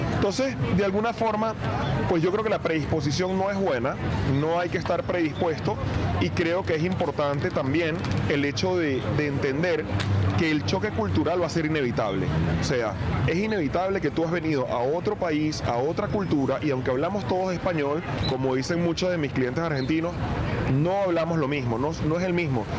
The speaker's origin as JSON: {"language": "Spanish", "country": "Venezuela", "moved": "yes", "lives_now": "Spain", "said": "los venezolanos, no accedemos a puestos de alta responsabilidad"}